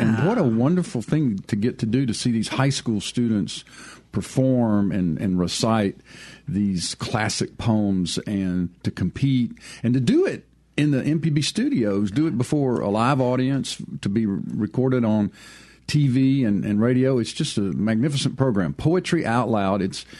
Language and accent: English; Mississippi Gulf Coast, United States; moved away as an adult; also born or lived in New Orleans, Louisiana / Jackson, Mississippi; And I had lived in New Orleans. My brother and I both had lived in New Orleans. We grew up on the Gulf Coast.